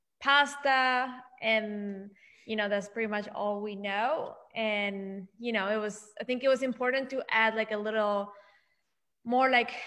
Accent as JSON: {"language": "English", "country": "Argentina", "tie": "born or raised there", "moved": "yes", "lives_now": "Washington, D.C., United States", "said": "I grew up in Argentina with a bakery in the corner eating media lunas"}